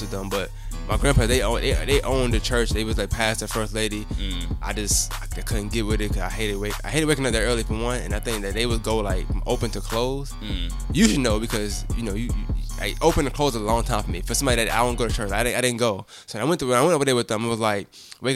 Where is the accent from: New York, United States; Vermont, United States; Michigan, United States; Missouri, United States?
New York, United States; I'm from New York